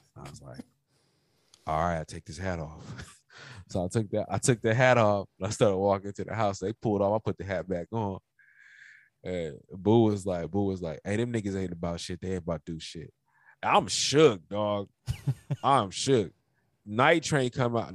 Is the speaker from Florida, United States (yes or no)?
no; Los Angeles, California, United States; this is where I grew up in. Like, you know, like I'm from Pacoima